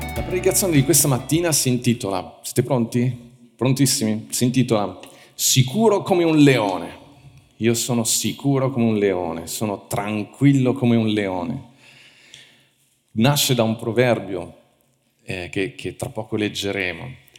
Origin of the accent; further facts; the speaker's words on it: Italy; noi siamo cresciuti in Italia